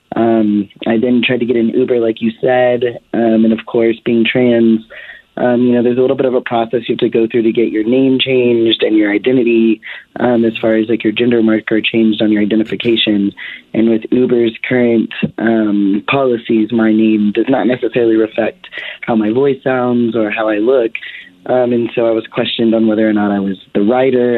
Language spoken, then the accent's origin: English; the South, United States; now in Denver, United States; I'm being from the South